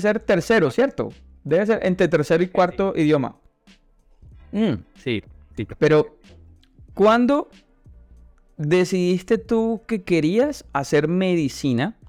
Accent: Santa Marta, Magdalena, Colombia; first language Spanish; yo soy de Santa Marta

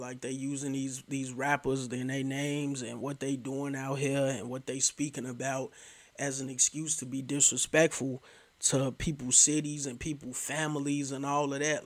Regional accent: Chicago, Illinois, United States; I'm from Chicago

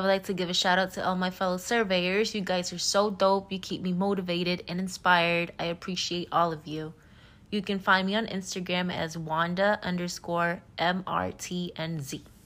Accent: Puerto Rico; now in Georgia, United States; I'm originally from Puerto Rico and I live in Georgia.

